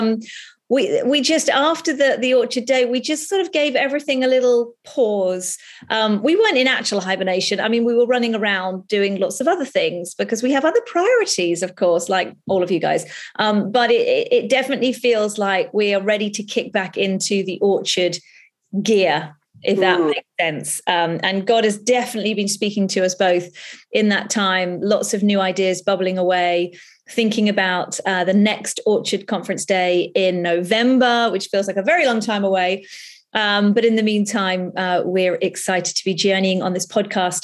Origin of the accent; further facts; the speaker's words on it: United Kingdom; we're British